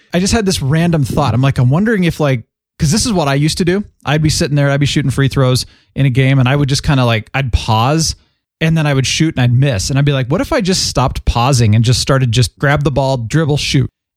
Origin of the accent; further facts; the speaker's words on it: Phoenix, Arizona, United States; I grew up in Phoenix